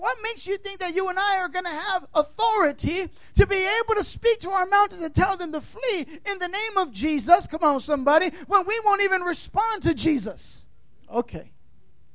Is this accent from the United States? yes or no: yes; California, United States; moved away; also born or lived in Tampa, Florida; I'm from California